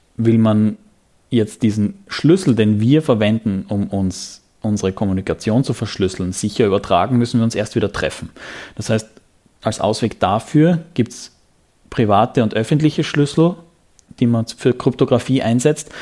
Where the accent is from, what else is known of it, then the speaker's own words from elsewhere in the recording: Graz, Styria, Austria; Ich bin Grazer